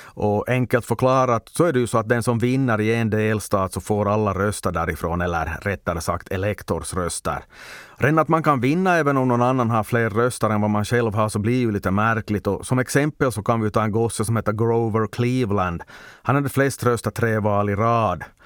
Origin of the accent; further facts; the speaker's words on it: Ostrobothnia, Finland; jag som svensk österbottning